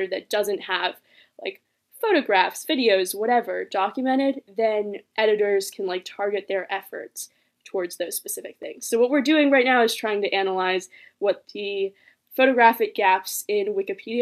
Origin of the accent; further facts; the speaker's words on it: Palo Alto, California, United States; also born or lived in Los Angeles, California; I was born in Los Angeles, but I moved to Palo Alto right like when I was 2 years old. So I've grown up here basically my whole life